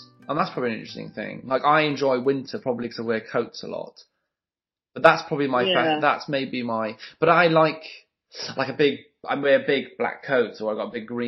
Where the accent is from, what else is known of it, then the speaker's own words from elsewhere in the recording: Welsh, Wales, United Kingdom; being Welsh